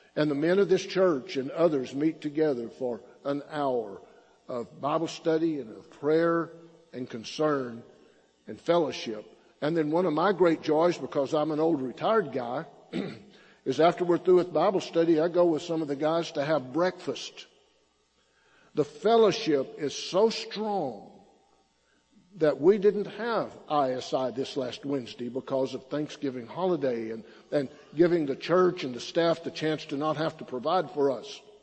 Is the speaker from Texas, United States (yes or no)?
yes; Silverton, Texas, United States; now in Belton, United States; I grew up in the Texas Panhandle. My hometown is a name, little town named Silverton